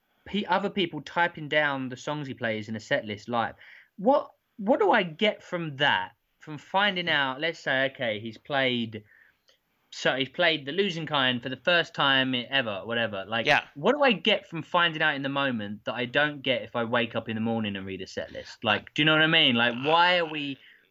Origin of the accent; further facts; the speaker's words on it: England, United Kingdom; especially being English, of course, I love the … like everyone does